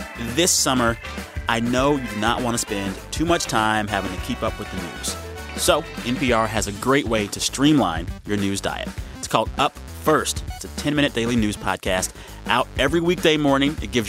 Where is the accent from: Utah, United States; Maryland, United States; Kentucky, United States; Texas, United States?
Texas, United States; San Antonio; I'm from San Antonio. I live not too far from Randolph Brooks Air Force Base.